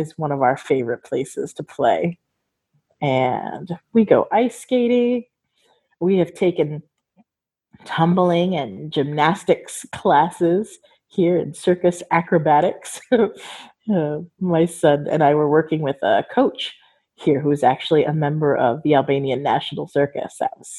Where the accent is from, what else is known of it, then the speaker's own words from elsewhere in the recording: California, United States; Growing up in Southern California, we used to cross the border before you ever needed a passport or identification even to do that.